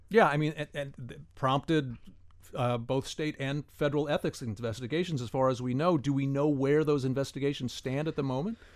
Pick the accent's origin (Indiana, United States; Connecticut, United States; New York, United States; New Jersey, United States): Indiana, United States; now in Miami, United States; I was born and raised in Indiana